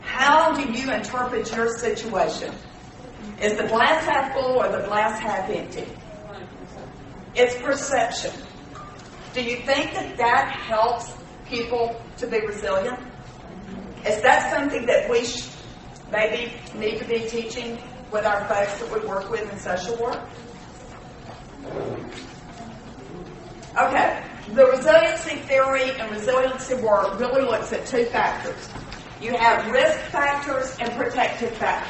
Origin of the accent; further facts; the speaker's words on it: Mississippi, United States; We're from Mississippi